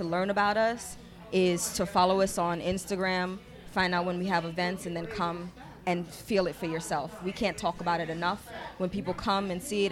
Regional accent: New York City, New York, United States; I'm from Queens too

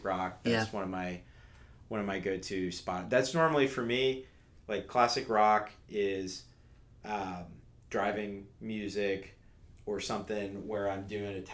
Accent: Winter Park, Florida, United States; I grew up in Winter Park. We live in College Park.

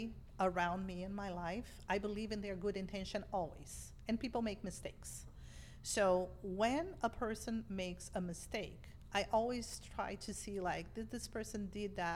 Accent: Brazil; English is a second language; moved away as an adult; also born or lived in Boston, United States; now in United States; I grew up in a family of immigrants in Brazil

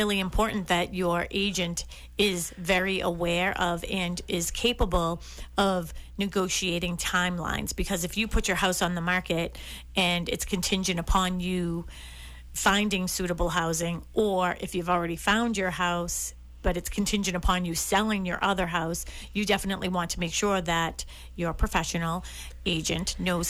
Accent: Massachusetts, United States; Main roads don't bother me. I mean, I grew up on Dorchester Avenue, Columbia Road. So there you go. I mean, it couldn't get much busier than that.

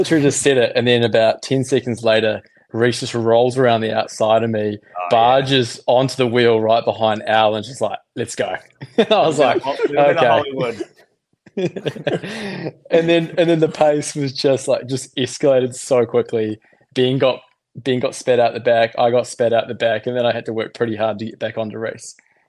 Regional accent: New Zealand; accent: Kiwi; now in Australia; I'm originally from New Zealand. I've been here in Australia for probably, I reckon, 8. Maybe 9 years. So I think my Kiwi accent has softened a little bit

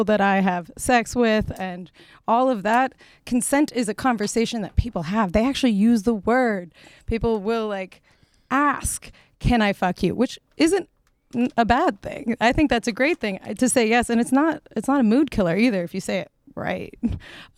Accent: Philadelphia, Pennsylvania, United States; moved away as an adult; also born or lived in Winterthur, Switzerland / New York; now in Switzerland; growing up in Philadelphia

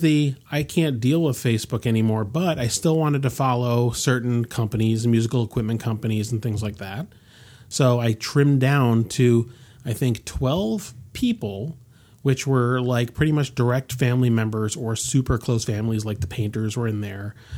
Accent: United States; I'm born in this country, I'm an American

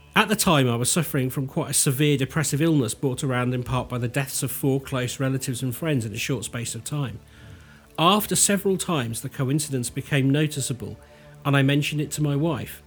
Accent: United Kingdom; we do as British people

